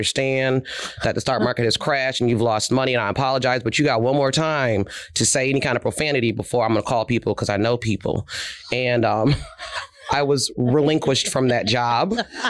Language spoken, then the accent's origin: English; New York, United States; accent: New York; moved away as an adult; also born or lived in Philadelphia, Pennsylvania; now in Texas, United States; I'm from New York, hence the accent. And I'd moved home